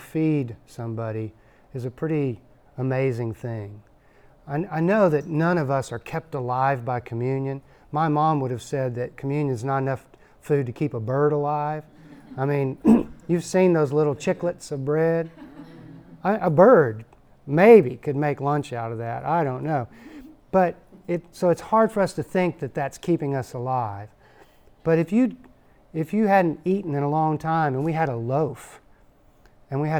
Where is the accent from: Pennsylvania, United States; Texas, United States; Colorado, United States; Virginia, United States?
Texas, United States; I'm from Texas